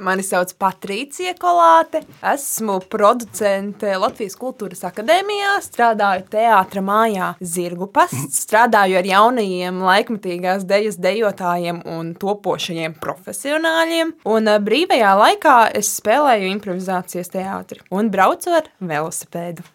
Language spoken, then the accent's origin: Latvian; Lubāna, Latvia; now in Riga, Latvia; es nāku no Lubānas